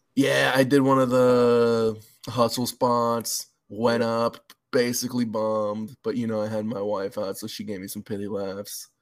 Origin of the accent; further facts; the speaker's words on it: Los Angeles, California, United States; moved away as an adult; also born or lived in San Bernardino; now in Seattle, United States; I grew up in LA, San Bernardino